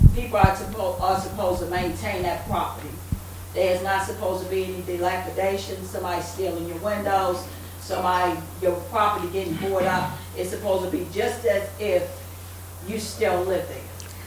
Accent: Baltimore, Maryland, United States; moved away; I grew up on East North Avenue, North Chester.

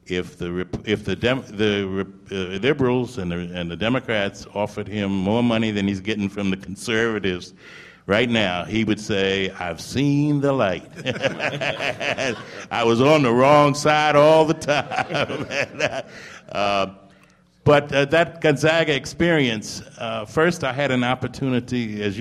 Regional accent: St. Paul, Minnesota, United States; born there; I'm a Midwesterner. I was born in St. Paul, Minnesota.

